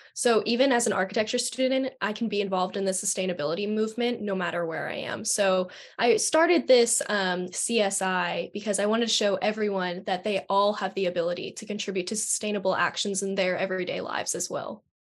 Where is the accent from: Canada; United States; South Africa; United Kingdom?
United States; Delaware; I'm from Delaware